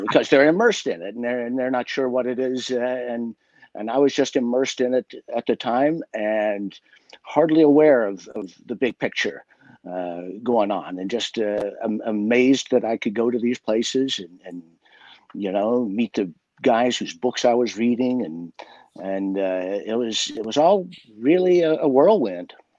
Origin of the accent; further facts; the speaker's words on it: West Virginia, United States; growing up in West Virginia